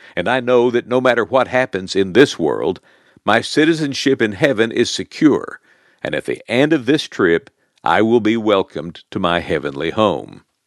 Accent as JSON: {"language": "English", "region": "Oklahoma", "country": "United States", "said": "my real home was in good old Oklahoma"}